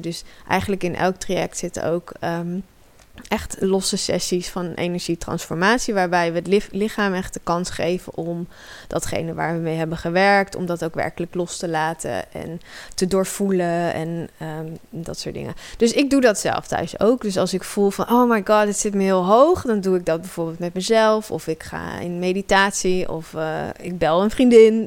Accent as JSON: {"language": "Dutch", "town": "Amersfoort", "region": "Utrecht", "country": "Netherlands", "tie": "born or raised there", "said": "ik groeide op in Amersfoort."}